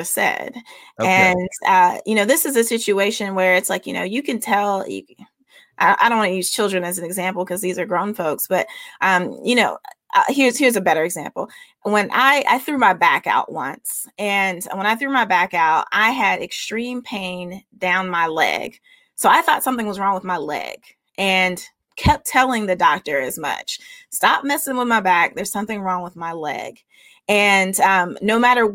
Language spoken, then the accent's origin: English; the South, United States; a Southerner who believes in Southern hospitality